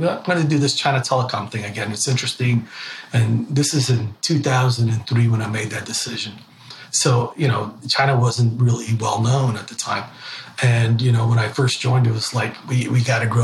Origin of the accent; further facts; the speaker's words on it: Ecuador; now in United States; I'm actually from Ecuador, South America, and my Spanish has gotten better